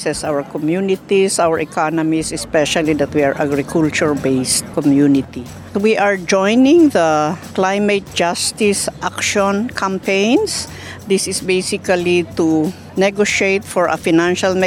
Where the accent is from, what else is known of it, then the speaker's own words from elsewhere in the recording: Philippines; I'm from the Philippines. I belong to the Igorot Kankanaoy ethnic group